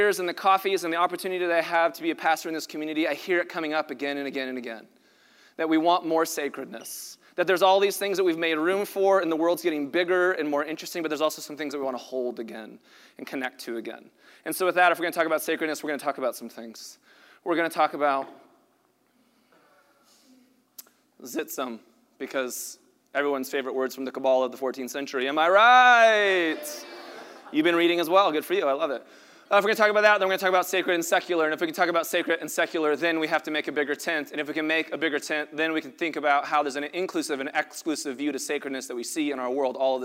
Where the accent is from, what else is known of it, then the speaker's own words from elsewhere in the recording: Colorado, United States; now in Los Angeles, United States; I'm from Colorado